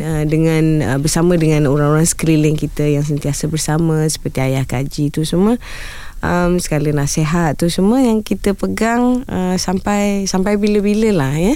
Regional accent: Malaysia; anak Malaysia

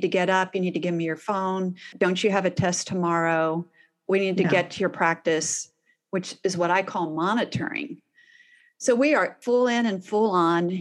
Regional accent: Houston, Texas, United States; I'm from Houston

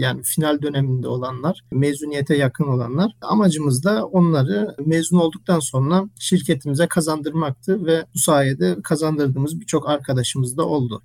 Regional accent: Germany; moved away as an adult; also born or lived in Ankara, Turkey; now in Istanbul, Turkey; Almanya'da doğup büyüdüm.

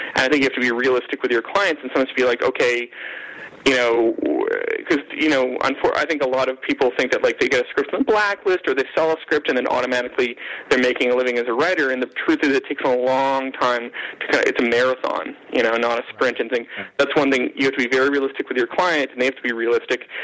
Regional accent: Canada; being Canadian

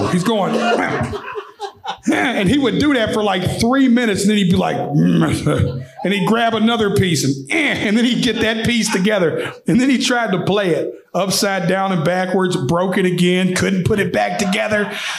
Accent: Nashville, Tennessee, United States; So I'm from right here in Nashville, Tennessee. The locals will know I grew up in a place called Antioch, Tennessee.

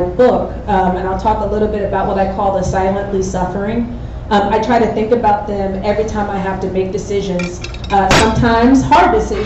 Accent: New Jersey, United States; moved away as an adult; now in Houston, United States; I am from New Jersey originally

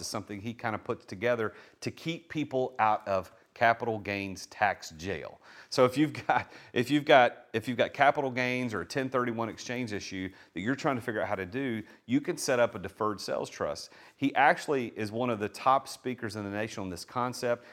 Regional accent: Nashville, Tennessee, United States; accent: Southern; I'm from Nashville, so my s, my Southern accent sometimes comes through

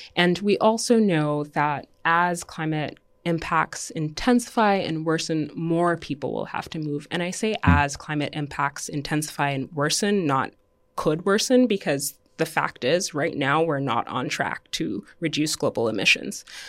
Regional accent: Dominica; also born or lived in Canada / United States; now in New York, United States; I was born and raised in Dominica

